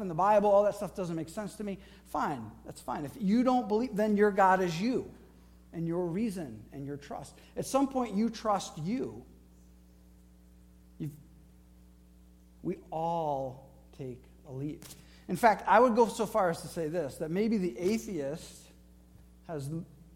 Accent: Flint, Michigan, United States; I grew up in Flint, Michigan

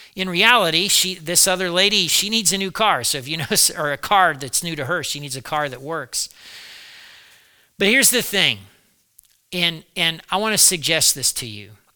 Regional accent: United States; I'm an American, I've been an American all my life.

